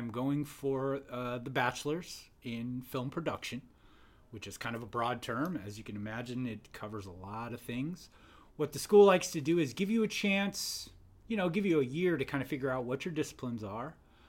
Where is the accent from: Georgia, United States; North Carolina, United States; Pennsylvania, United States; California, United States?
California, United States; Santa Clara; moved away as an adult; I was born in Santa Clara, California.